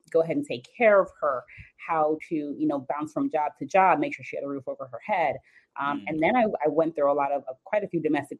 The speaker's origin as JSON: {"language": "English", "country": "Jamaica", "also_born_or_lived": "South Florida", "moved": "yes", "lives_now": "Jacksonville, United States", "said": "I'm actually from Jamaica. I moved to South Florida, and then eventually I moved to Jacksonville"}